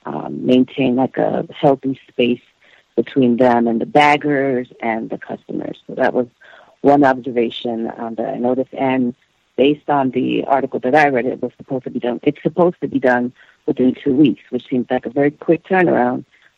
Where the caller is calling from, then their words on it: Florida, United States; I'm calling from Florida.